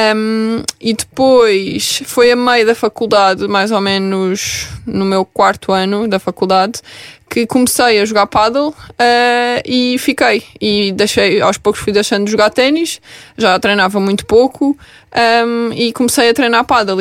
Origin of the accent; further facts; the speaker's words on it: Vila Real de Santo António, Algarve, Portugal; moved away as an adult; now in Lisbon, Portugal; eu sou de Vila Real de Santo António